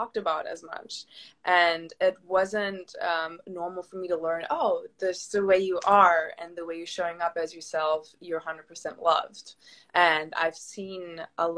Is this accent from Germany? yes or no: yes; Germany; moved away as an adult; also born or lived in Southern California; now in California, United States; I live in beautiful Southern California, but I'm originally from Germany.